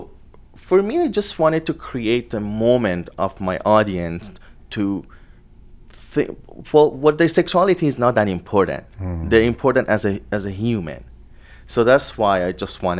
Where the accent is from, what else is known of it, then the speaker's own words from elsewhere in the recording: Tehran, Tehran Province, Iran; moved away; I grew up in Iran.